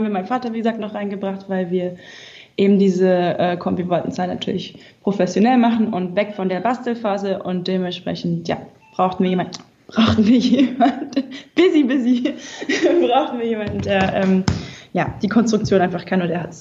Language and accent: German; Berlin, Germany; bin dann vom Ausland zurückgekommen, wieder an meine Heimat Berlin